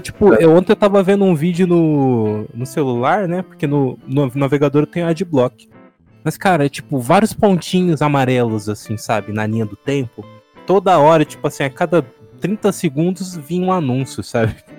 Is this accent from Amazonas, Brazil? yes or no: no; Santo André, São Paulo, Brazil; also born or lived in Bauru; eu moro atualmente em Santo André, de onde eu sou nascido mesmo. Mas quando eu morava em Bauru, no interior